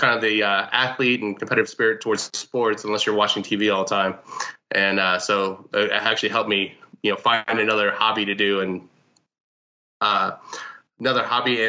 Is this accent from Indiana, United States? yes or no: yes; Indianapolis, Indiana, United States; also born or lived in Detroit; now in Pittsburgh, United States; I'm from Indianapolis